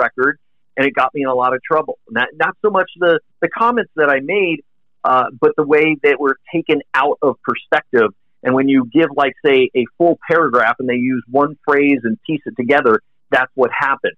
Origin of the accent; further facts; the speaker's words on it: South Bay, Southern California, United States; I grew up out in Southern California in the South Bay.